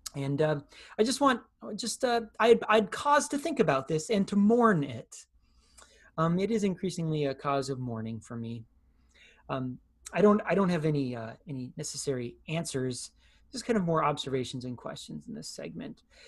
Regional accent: United States; as American Christians.

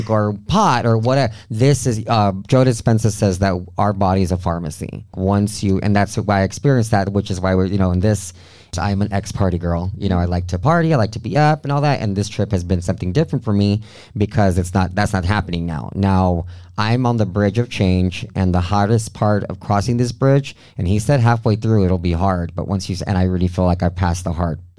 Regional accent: Mexico; I'm from Mexico been drinking since I was 13, and that's just part of our culture down there.

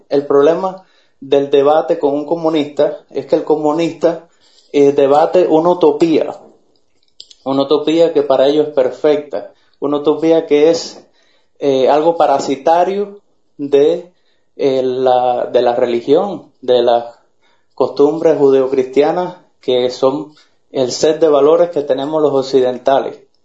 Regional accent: Cuba; moved away; nosotros en la misma isla nos decimos que somos los judíos de América

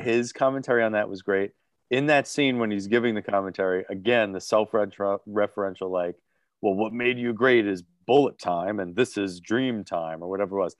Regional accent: New Jersey, United States; I'm from Jersey.

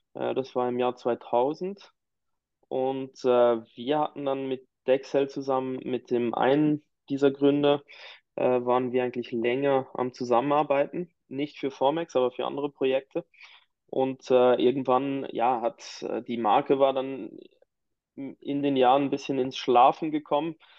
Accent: near Biel, Bern, Switzerland; ich komme eigentlich ähm, ganz aus der Nähe von, äh, von Biel, also eines der Hauptcluster in der Uhrenindustrie, der Schweizer Uhrenindustrie. Ähm, bin in einem ganz äh, ländlichen Dörfchen aufgewachsen

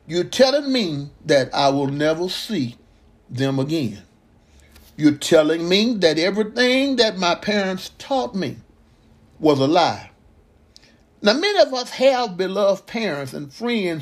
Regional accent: Mississippi, United States; growing up in Mississippi

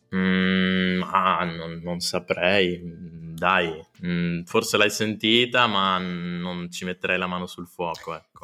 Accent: Trento, Trentino-Alto Adige, Italy; sono cresciuto nella Trento Sud, con gli amici di Trento Sud, Bolghera, Clarina

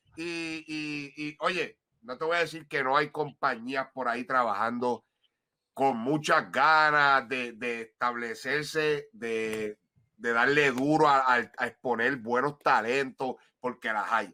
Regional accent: Puerto Rico; nosotros los boricuas

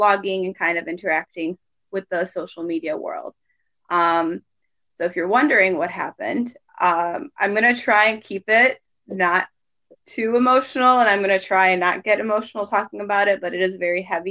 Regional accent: Detroit, Michigan, United States; also born or lived in Sarajevo, Bosnia and Herzegovina; I was born in Sarajevo in 1996, and then my family immigrated to the United States, to Detroit, Michigan, in 2002

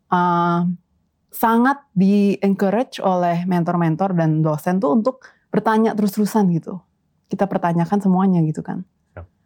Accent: Jakarta, Indonesia; moved away as an adult; now in Netherlands; Lahir dan gede di Jakarta, terus pertama kali ke uh, ke Belanda itu memang buat kuliah waktu itu.

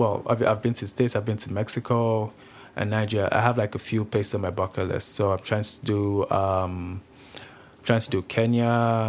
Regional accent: Grande Prairie, Alberta, Canada; now in Kelowna, Canada; Like, you come from Grand Prairie, like a small community where there's not a lot of culture

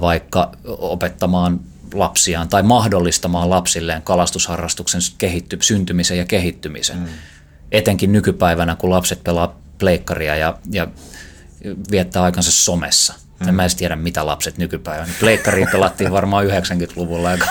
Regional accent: Helsinki, Uusimaa, Finland; kun mä oon ollut joku viisi tai kuusi-vuotias, niin faija osti mulle ensimmäisen umpikelan jonkun abumatikin, millä opeteltiin heittämään ja käytiin van, tuossa vanhan kaupungin koskella harjoittelemassa heittämistä.

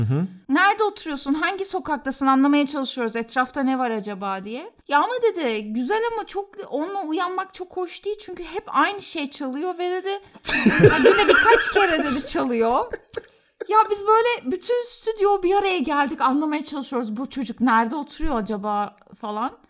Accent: Turkey; ben Türk'üm

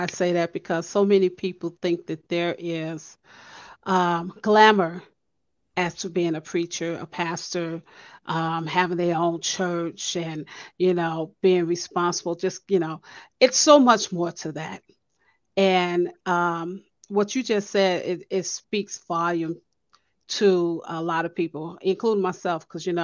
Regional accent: Chicago, Illinois, United States; moved away; I'm from Chicago and I'm not going back

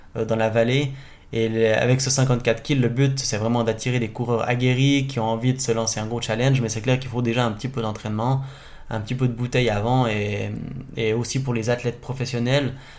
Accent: Charmey, Fribourg, Switzerland; je viens de charmer

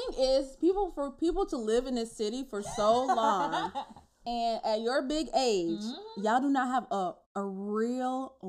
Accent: New York, United States; How else people know I'm from New York

